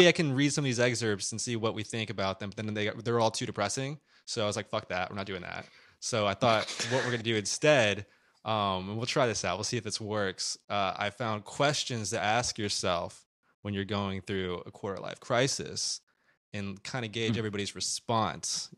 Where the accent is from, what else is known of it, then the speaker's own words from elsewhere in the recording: Midwest, United States; I'm from the Midwest